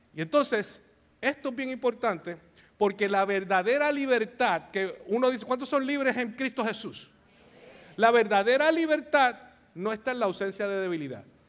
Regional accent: Bayamón, Puerto Rico; yo soy de Bayamón, Puerto Rico

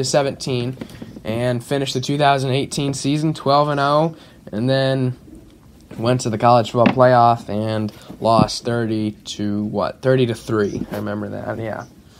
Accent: Fort Wayne, Indiana, United States; my hometown of Fort Wayne.

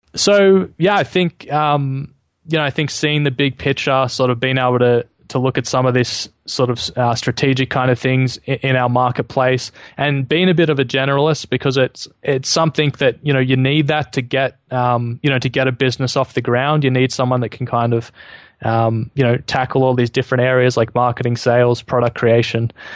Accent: Australia; I'm an Aussie living in Sydney at the moment

